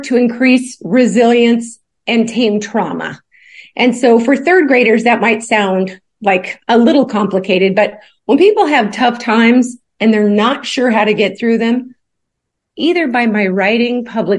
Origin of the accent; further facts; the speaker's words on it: Alaska, United States; also born or lived in Kentucky; now in Chattanooga, United States; my mom took a few of her kids and left the rest and headed off for Alaska. And so I had my name changed and grew up in Alaska